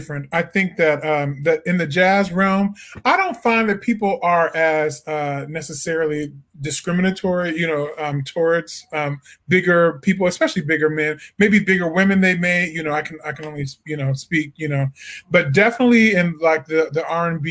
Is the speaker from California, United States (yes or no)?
no; Peoria, Illinois, United States; moved away as an adult; also born or lived in Edwardsville, Illinois; now in Washington, D.C., United States; I'm originally from Peoria, Illinois